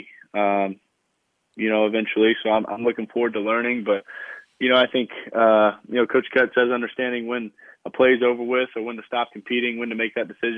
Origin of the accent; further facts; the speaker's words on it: Charlotte, North Carolina, United States; I grew up in Charlotte, North Carolina